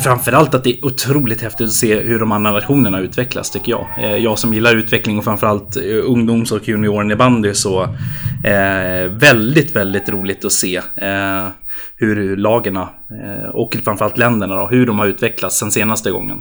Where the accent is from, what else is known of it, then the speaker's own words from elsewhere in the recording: Uppsala, Uppsala County, Sweden; halvamerikan och halvjämtlänning men född och uppvuxen i Uppsala